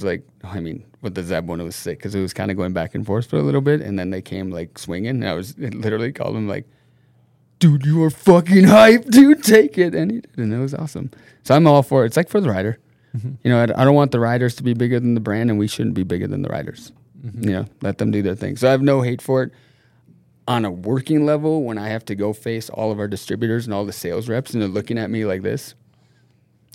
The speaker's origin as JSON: {"language": "English", "town": "Minneapolis", "region": "Minnesota", "country": "United States", "tie": "born or raised there", "moved": "yes", "lives_now": "Norway", "said": "I'm from Minnesota, from Minneapolis, Minnesota. My mom's from Minnesota and my dad's from Norway."}